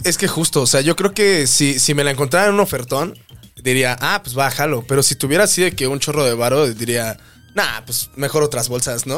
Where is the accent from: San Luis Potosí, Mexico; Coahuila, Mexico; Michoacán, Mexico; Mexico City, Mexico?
San Luis Potosí, Mexico; also born or lived in Pánuco, Veracruz / Ébano, San Luis Potosí; crecí en San Luis Potosí.